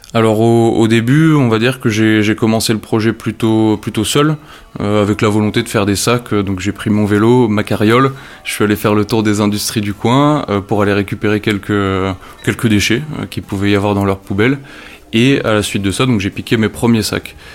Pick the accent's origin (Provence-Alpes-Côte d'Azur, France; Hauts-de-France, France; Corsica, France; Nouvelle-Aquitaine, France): Hauts-de-France, France; Nord; moved away; also born or lived in Loir-et-Cher; Le Nord, pour moi, ça représente beaucoup. C'est ma région natale.